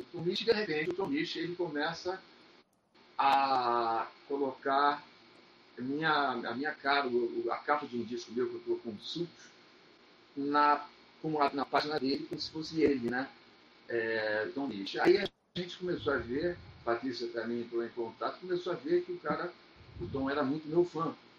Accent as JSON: {"language": "Portuguese", "region": "Rio de Janeiro", "country": "Brazil", "tie": "born or raised there", "said": "Eu morava em Copacabana, eu nasci em Copacabana"}